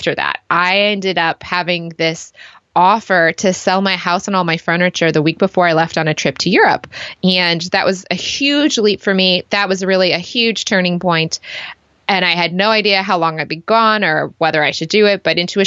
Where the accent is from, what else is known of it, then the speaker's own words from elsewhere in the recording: Michigan, United States; moved away as an adult; also born or lived in Chicago; now in Sydney, Australia; I grew up in the U.S., spent my childhood in Michigan, went to U of M